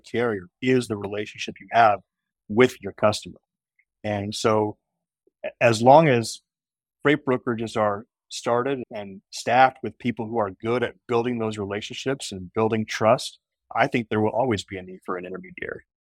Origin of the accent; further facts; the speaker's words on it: Indianapolis, Indiana, United States; I grew up in Indianapolis